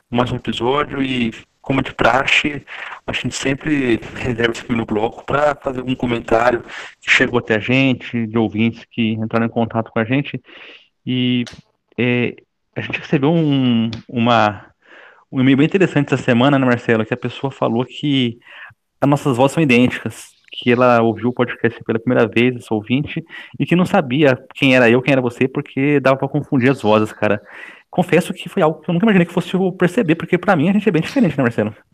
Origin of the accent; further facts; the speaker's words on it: Brazil; accent: interior; dizem, né, que eu tenho um sotaque bem forte do interior, e eu, eu, eu, ignorava isso, né? Durante vários anos eu ignorei que tinha um sotaque grande